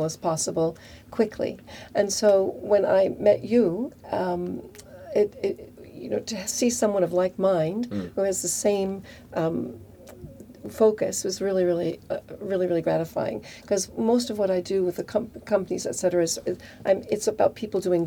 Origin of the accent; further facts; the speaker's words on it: Silicon Valley, California, United States; moved away as an adult; now in Europe; I'm from Silicon Valley originally, from California